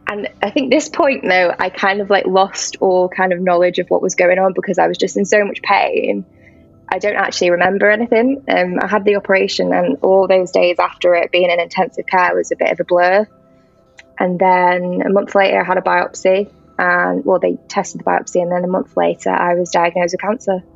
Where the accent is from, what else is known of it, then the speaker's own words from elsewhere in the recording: North Wales, United Kingdom; moved away as an adult; now in Manchester, United Kingdom; I'm originally from North Wales, so I came here to for uni